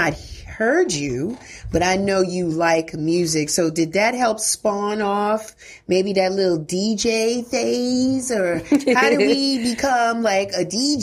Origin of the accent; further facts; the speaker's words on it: New York City, New York, United States; now in Atlanta, United States; I was born in the Bronx, born and raised, been in Atlanta a long time, but my roots come from the Bronx